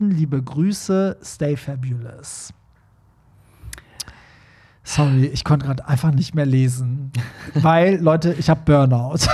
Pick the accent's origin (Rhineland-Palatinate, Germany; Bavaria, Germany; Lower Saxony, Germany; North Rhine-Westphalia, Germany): Lower Saxony, Germany; Hanover; Ich komme eigentlich aus Hannover und bin aber nun für einige Monate in München beschäftigt.